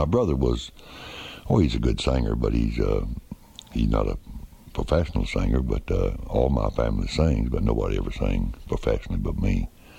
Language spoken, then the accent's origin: English; Florida, United States; I was raised in Florida